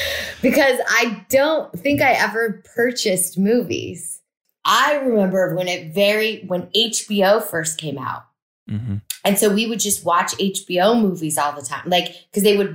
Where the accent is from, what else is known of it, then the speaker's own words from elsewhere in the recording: Incline Village, Nevada, United States; I grew up in Incline or in Lake Tahoe